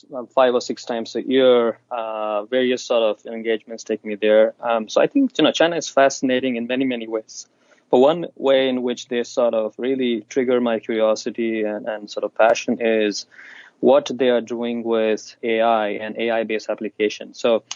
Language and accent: English; Tanzania; also born or lived in India / Zambia; when I was 5, my family, my parents, we moved from India to East Africa. So I grew up in Tanzania speaking Swahili and then later on in Zambia.